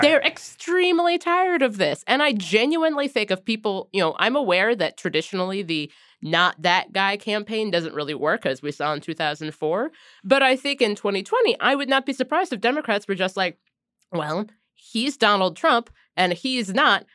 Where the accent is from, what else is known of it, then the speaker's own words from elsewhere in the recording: Cincinnati, Ohio, United States; moved away; areas like where we grew up in Cincinnati